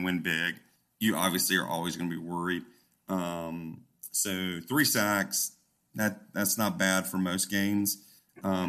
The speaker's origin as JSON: {"language": "English", "region": "Georgia", "country": "United States", "tie": "born or raised there", "said": "I spending a lot of time growing up in Georgia, spending a lot of time in the Atlanta area over the last 25 years"}